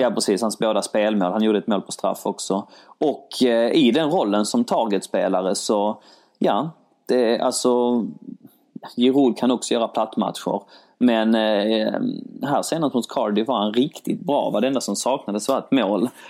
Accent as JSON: {"language": "Swedish", "country": "Sweden", "tie": "born or raised there", "said": "min mamma är från Polen, min pappa är från Grekland, jag är född i Sverige"}